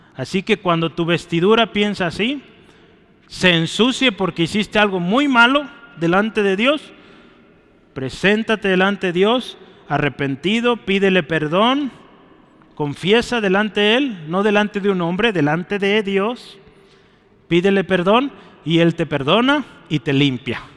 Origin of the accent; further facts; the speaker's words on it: Mexico; lo que somos lamentablemente como mexicanos